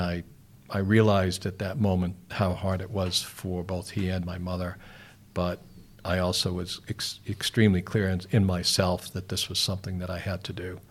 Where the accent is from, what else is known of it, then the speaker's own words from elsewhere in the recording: Boston, Massachusetts, United States; now in New Zealand; I'm originally from Boston in the States.